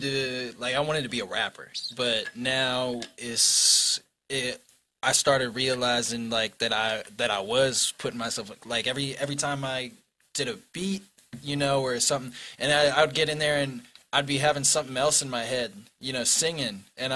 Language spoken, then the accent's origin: English; Fredericksburg, Virginia, United States; I was born in Mary Washington Hospital.